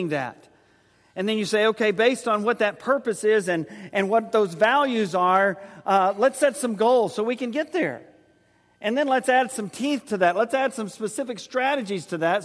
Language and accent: English; San Antonio, Texas, United States; also born or lived in Oklahoma City, Oklahoma; When Joyce and I moved from Oklahoma City at Oklahoma Christian College to San Antonio, served as youth minister there